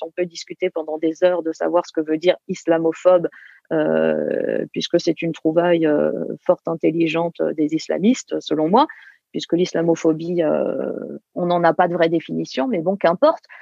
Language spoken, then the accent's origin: French; France; en tant que, Française, et, je pense nous tous, en tant que Français